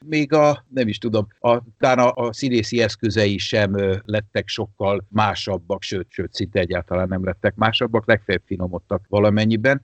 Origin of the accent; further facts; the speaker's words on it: Veszprém, Veszprém County, Hungary; moved away as an adult; also born or lived in Tárnok / Budapest; én, én Veszprémben nőttem föl, én tizenkilenc éves koromig Veszprémben éltem